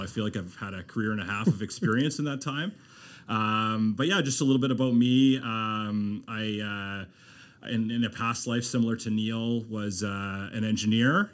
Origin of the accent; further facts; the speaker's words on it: Moncton, New Brunswick, Canada; moved away as an adult; also born or lived in Halifax / Fredericton / Ontario; I was born in Halifax, grew up in Moncton